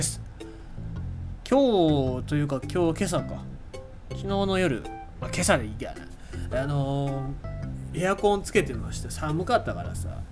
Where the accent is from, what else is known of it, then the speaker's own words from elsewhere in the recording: Fukuoka, Japan; 地元は福岡でございますから